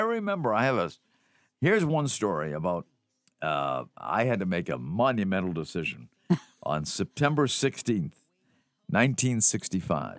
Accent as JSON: {"language": "English", "town": "Melrose", "region": "Massachusetts", "country": "United States", "tie": "born or raised there", "said": "I grew up in Melrose"}